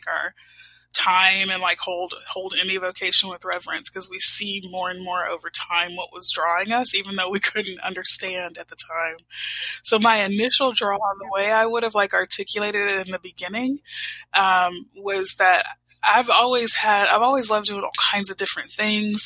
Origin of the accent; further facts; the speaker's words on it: Houston, Texas, United States; I grew up in Houston, Texas.